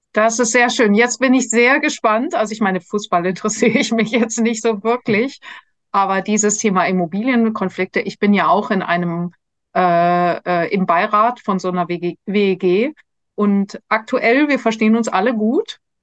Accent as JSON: {"language": "German", "town": "Munich", "region": "Bavaria", "country": "Germany", "tie": "born or raised there", "said": "wir sind beide aufgewachsen in München"}